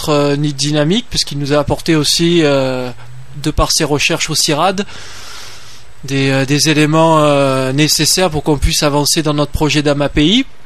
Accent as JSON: {"language": "French", "town": "Marseille", "region": "Provence-Alpes-Côte d'Azur", "country": "France", "accent": "southern Marseille", "said": "je viens déjà de Marseille. De Marseille. Ah, il y a un petit accent, hein. Un petit accent du sud de Marseille, oui, tout à fait."}